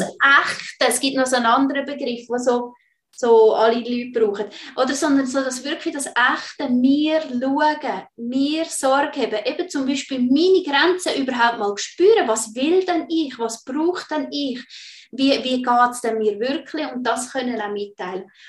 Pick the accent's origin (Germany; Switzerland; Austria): Switzerland; bei uns in der Schweiz